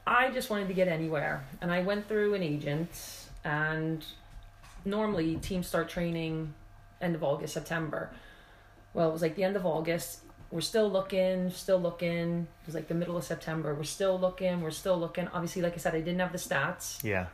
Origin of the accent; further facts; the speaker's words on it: Pennsylvania, United States; accent: American; moved away as an adult; now in Wales, United Kingdom; from my accent, you can tell I'm from America.